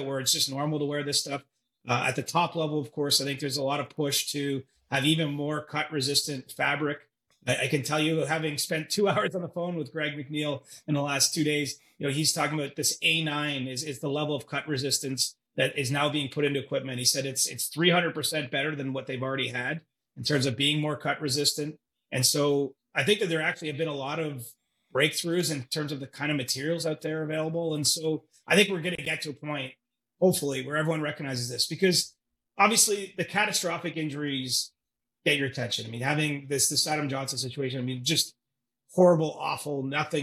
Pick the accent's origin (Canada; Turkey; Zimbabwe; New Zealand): Canada; growing up in Canada